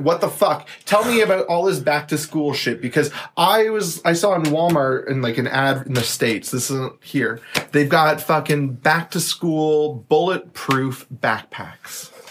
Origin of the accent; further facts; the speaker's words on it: London, Ontario, Canada; I grew up in London, Ontario.